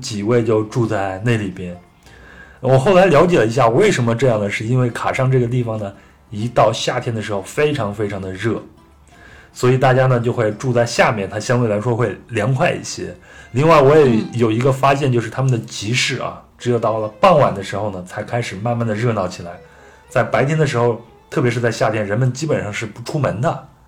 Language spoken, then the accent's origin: Chinese; China; 那我们作为中国人最熟悉的这个丝绸之路呢？